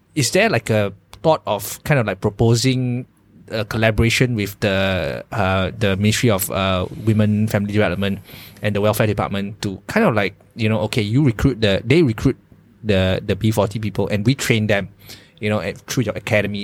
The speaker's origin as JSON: {"language": "English", "country": "Malaysia", "said": "as a Malaysian employer"}